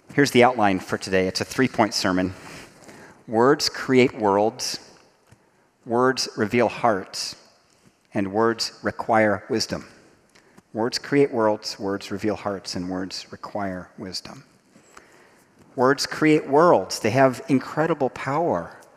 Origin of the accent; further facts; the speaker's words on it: Dayton, Ohio, United States; I grew up in Dayton, Ohio, in the shadow of Wright Patterson Air Force Base.